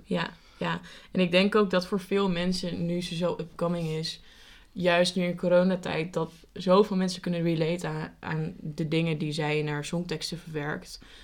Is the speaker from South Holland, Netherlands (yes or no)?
no; Amersfoort, Utrecht, Netherlands; wij komen dus uit Amersfoort